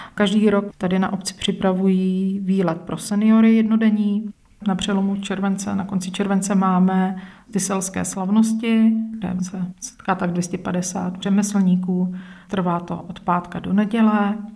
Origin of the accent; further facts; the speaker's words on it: Holašovice, South Bohemian Region, Czechia; Je to moje rodná obec.